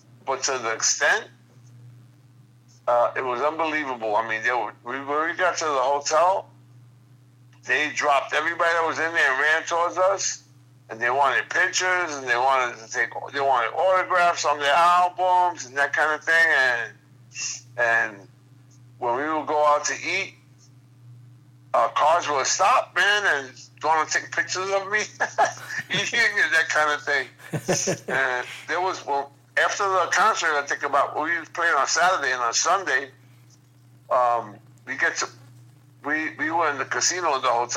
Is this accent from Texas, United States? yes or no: no; New York City, New York, United States; two blocks from where I grew up